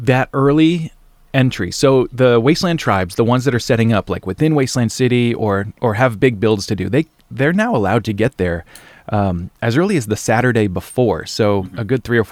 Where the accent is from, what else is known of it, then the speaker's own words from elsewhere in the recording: United States; we're American